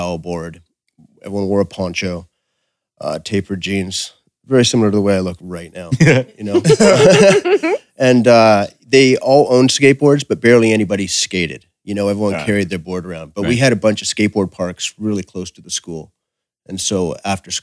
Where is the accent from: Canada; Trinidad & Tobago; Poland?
Canada; Victoria, British Columbia; I grew up in Victoria, BC